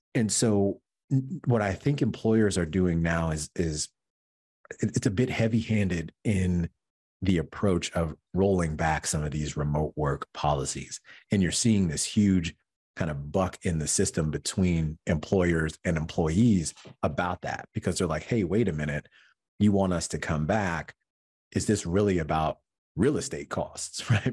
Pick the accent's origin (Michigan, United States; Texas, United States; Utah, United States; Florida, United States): Michigan, United States; moved away as an adult; now in New York, United States; I'm originally from Michigan.